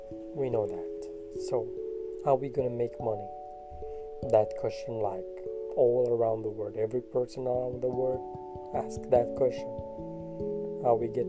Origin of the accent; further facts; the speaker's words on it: Kurdistan Region, Iraq; I'm from Iraq